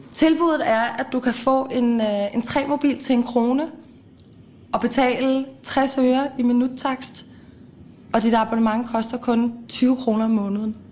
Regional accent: Copenhagen, Capital Region of Denmark, Denmark; also born or lived in Amager; Jeg har gået i folkeskole på Christianshavn, gået på gymnasie på Christianshavn. Nu bor jeg på Amager

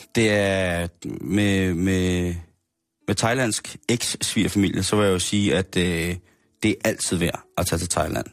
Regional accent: Denmark; det gør vi jo også selv som danskere

